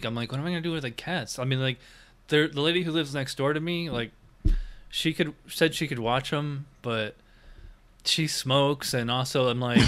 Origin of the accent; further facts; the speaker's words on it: Schenectady, New York, United States; moved away as an adult; also born or lived in Illinois / Virginia Beach; I'm from Schenectady, right next to Albany